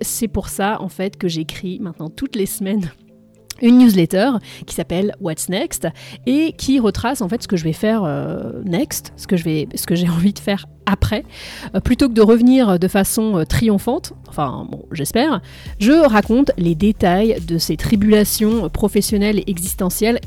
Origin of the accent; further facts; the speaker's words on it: France; moved away as an adult; now in United States; je suis française et je vis aux États-Unis depuis un peu plus de 10 ans